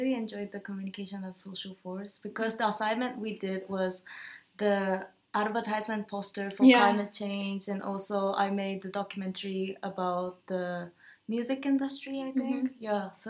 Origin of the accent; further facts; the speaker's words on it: Tokyo, Japan; moved away as an adult; also born or lived in Arizona, United States; now in Rotterdam, Netherlands; I was born and raised in Tokyo, Japan, so I've only gone to public school. But in my last year of high school, I went to United States as an exchange student, so I lived in Arizona for 10 months